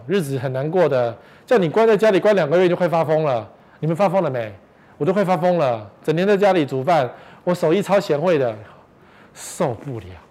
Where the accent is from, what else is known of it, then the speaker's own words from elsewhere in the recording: Taipei, Taiwan; 我们台北人